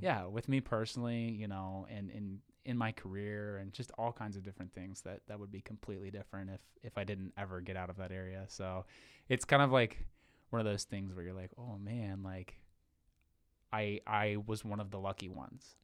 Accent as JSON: {"language": "English", "town": "Wilson", "region": "Ohio", "country": "United States", "tie": "born or raised there", "said": "born and raised in Wilson, Ohio, uh, so small town nobody's ever heard"}